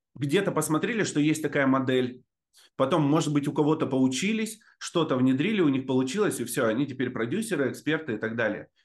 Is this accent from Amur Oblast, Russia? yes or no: yes; Novobureysky, Amur Oblast, Russia; also born or lived in Blagoveshchensk; Я родился в Амурской области, там есть поселок Новобурейский называется